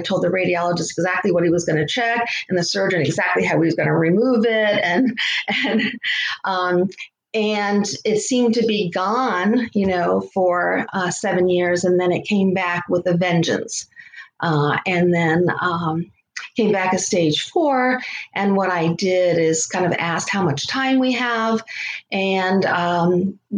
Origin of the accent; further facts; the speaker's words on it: Connecticut, United States; moved away as an adult; now in Florida, United States; I grew up in Connecticut